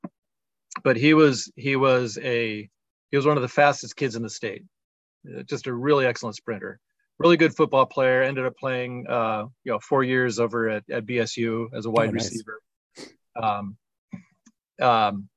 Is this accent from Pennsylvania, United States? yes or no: no; Arizona, United States; growing up in Arizona